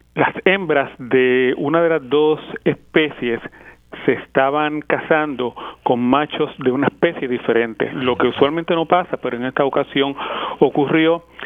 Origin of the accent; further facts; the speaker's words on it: San Juan, Puerto Rico; moved away as an adult; also born or lived in Berkeley, California; now in Las Vegas, United States; yo nací, me crié en Puerto Rico, en el área de Villa Palmeras, en Santurce